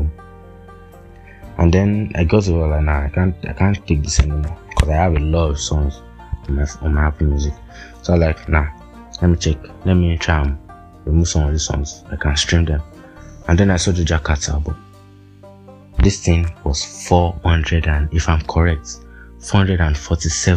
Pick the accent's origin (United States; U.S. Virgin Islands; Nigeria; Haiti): Nigeria; as a Nigerian living in Nigeria